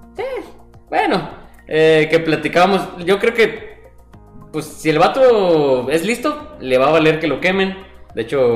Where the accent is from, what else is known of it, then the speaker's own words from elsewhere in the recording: Mexico; estoy intentando hablar mexicano siendo mexicano